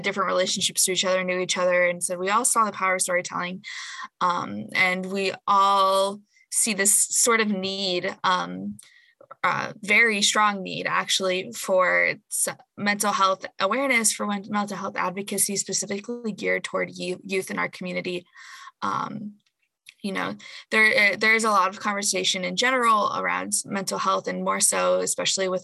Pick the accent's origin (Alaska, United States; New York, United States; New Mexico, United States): Alaska, United States; Anchorage; moved away as an adult; now in Pittsburgh, United States; I'm currently a student at the University of Pittsburgh, but I'm from Anchorage, from Alaska, Alaskan at heart